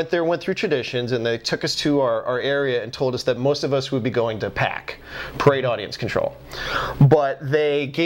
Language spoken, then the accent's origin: English; Pennsylvania, United States; I'm from Pennsylvania